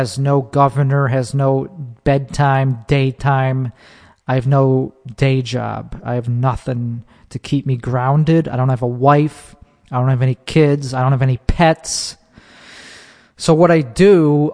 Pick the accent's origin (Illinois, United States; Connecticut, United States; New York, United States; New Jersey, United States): Illinois, United States; Chicago; in my hometown. In Chicago